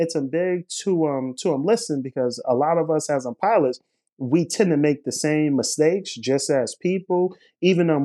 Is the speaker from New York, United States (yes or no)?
yes; New York City, New York, United States; I was born in Brooklyn, New York, here, and throughout my formative years, as well as high school years, I was very much interested in aviation. So growing up in Brooklyn